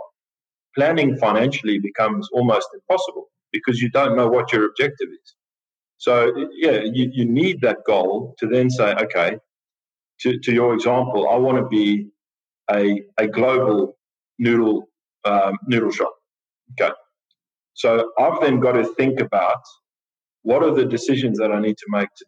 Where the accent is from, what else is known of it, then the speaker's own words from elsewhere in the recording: South Africa; moved away as an adult; also born or lived in Natal, South Africa / Tumut, New South Wales, Australia / Sydney, Australia / Adelaide, Australia; now in Australia; I'm a South African